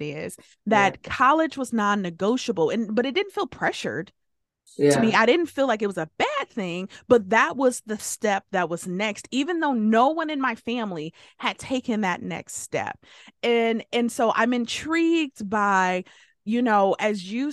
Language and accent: English; Detroit, Michigan, United States; I grew up in Detroit